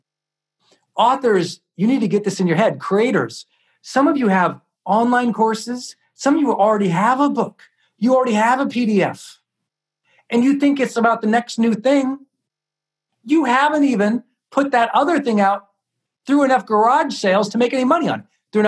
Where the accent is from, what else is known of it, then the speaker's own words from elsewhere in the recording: Montana, United States; I'm a kid from Montana, and I grew up in the part of town